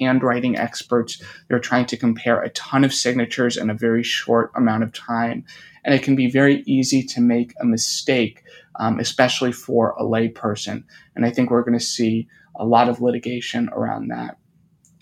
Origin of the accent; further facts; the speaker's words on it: New York City, New York, United States; I grew up in New York City and live here now